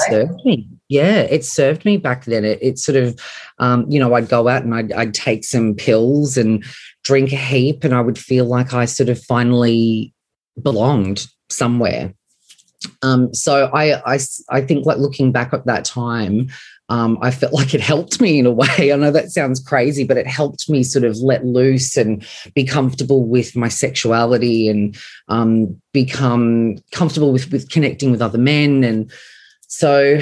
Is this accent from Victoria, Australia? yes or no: no; Sydney, New South Wales, Australia; I grew up on Sydney's northern beaches in the 90s